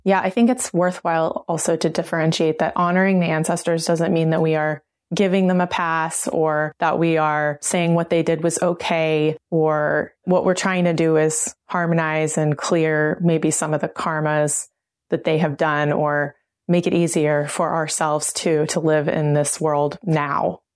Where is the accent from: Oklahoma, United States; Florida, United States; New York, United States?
Oklahoma, United States; I'm a member of the Cherokee Nation, I grew up in Oklahoma